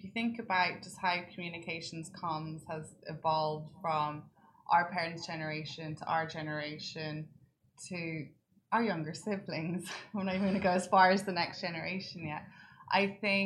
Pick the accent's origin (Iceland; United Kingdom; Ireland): Ireland; now in United Arab Emirates; being Irish.